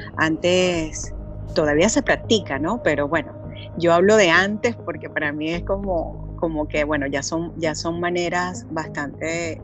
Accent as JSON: {"language": "Spanish", "country": "Venezuela", "moved": "as an adult", "lives_now": "Panama", "said": "soy venezolana, eh, radicada hace cinco años en Panamá"}